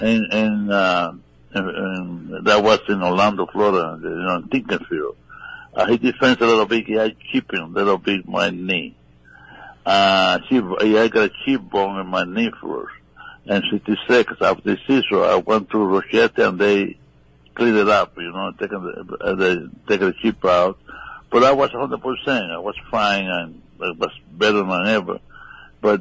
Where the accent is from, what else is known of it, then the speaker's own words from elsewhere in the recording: Cuba; moved away as an adult; I come from Cuba. I grew up in the country.